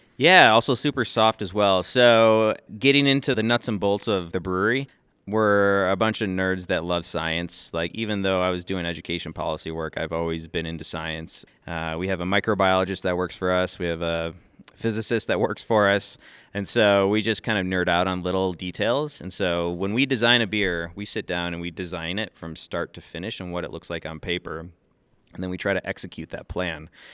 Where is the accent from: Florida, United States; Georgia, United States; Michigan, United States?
Michigan, United States; Grand Rapids; now in New Orleans, United States; I grew up in Grand Rapids, Michigan